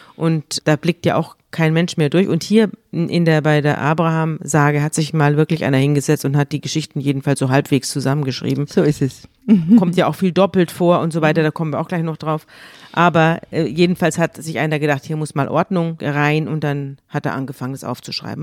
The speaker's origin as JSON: {"language": "German", "town": "Munich", "region": "Bavaria", "country": "Germany", "said": "ich komme, wir kommen ja beide aus München"}